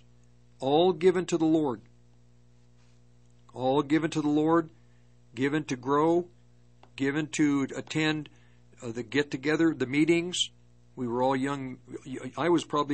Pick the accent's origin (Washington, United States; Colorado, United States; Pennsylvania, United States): Colorado, United States; Longmont; moved away as an adult; also born or lived in Berkeley, California; I grew up in the Longmont area